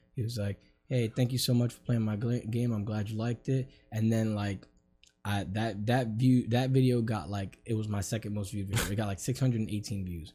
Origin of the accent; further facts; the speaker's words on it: New York, United States; now in Florida, United States; I'm from New York